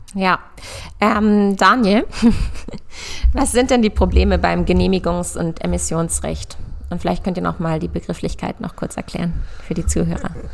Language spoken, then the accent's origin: German; near Hanover, Lower Saxony, Germany; born or raised there; moved away as an adult; also born or lived in Göttingen / Berlin